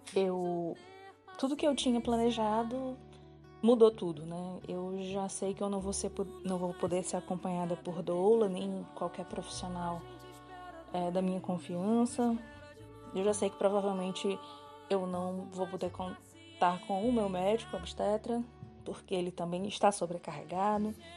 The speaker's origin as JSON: {"language": "Portuguese", "town": "Fortaleza", "region": "Ceará", "country": "Brazil", "said": "eu sou de Fortaleza, no Ceará."}